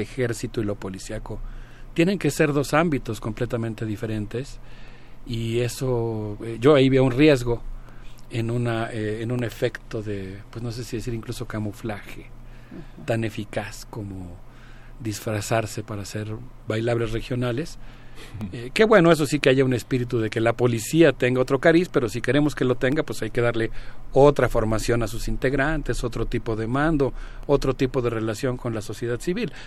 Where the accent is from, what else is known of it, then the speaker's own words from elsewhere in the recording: Mexico; como mexicano